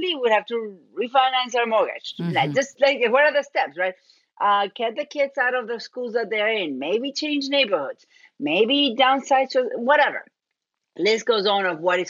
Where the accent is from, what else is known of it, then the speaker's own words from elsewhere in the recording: Argentina; accent: Argentine; moved away; I'm originally from Argentina. That's where my accent is from